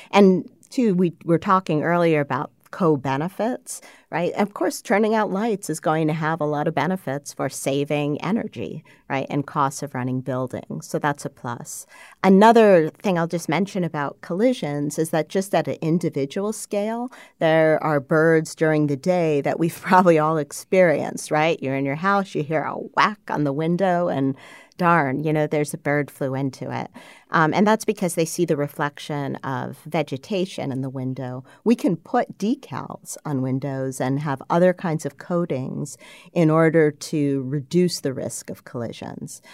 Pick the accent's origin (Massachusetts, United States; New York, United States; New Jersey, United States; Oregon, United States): New York, United States; Schenectady; I grew up in Schenectady, New York